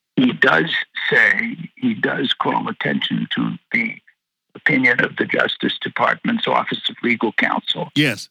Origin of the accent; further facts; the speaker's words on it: Washington, District of Columbia, United States; I'm from Washington D.C.